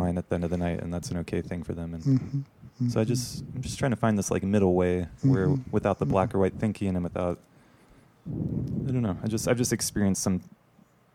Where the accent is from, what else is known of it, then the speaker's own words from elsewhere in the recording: the Bible Belt, the South, United States; I grew up in the Bible Belt